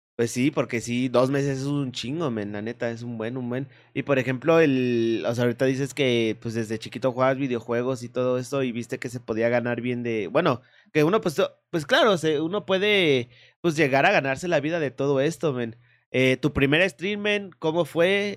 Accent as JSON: {"language": "Spanish", "country": "Mexico", "said": "aquí mexicanito"}